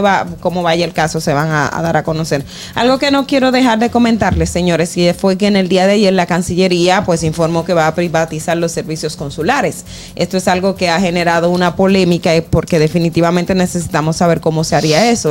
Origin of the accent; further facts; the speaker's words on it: Independencia, Dominican Republic; la provincia Independencia, de donde yo soy